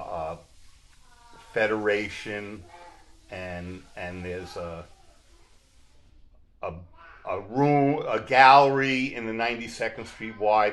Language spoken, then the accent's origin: English; Searington, New York, United States; I grew up on the island as a conservative